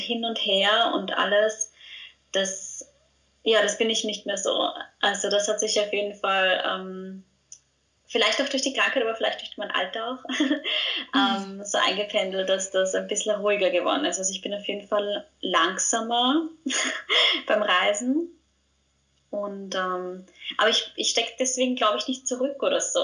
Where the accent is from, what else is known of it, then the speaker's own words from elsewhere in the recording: Austria; ich bin aus Österreich, wie man unschwer hören kann